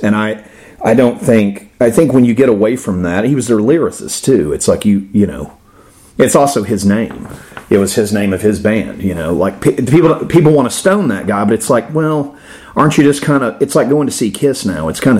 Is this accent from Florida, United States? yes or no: yes; Florida, United States; I'm in my 40s. I grew up in Florida.